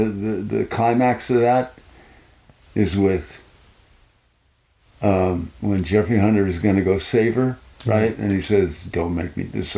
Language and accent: English; Wolfville, Nova Scotia, Canada; Yeah, I grew up in Wolfville, Nova Scotia.